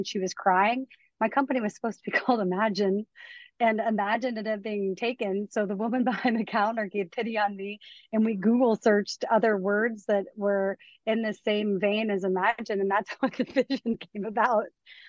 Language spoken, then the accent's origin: English; Columbus, Ohio, United States; also born or lived in Manhattan, New York; I am from Columbus, Ohio, originally, one of six kids. I joke that I'm the upper middle of six. I'm the third born.